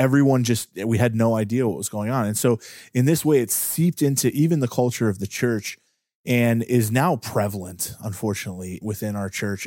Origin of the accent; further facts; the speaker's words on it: Pittsburgh, Pennsylvania, United States; I'm from Pittsburgh